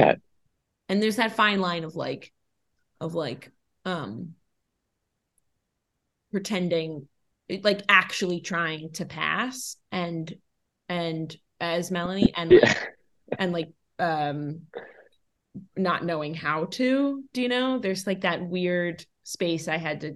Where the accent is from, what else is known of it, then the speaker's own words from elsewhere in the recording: New York City, New York, United States; I grew up born and raised in New York City, Manhattan